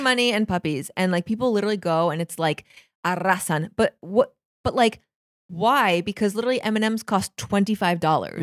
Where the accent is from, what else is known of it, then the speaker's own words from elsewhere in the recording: United States; now in Buenos Aires, Argentina; an American who lived not that far from Canada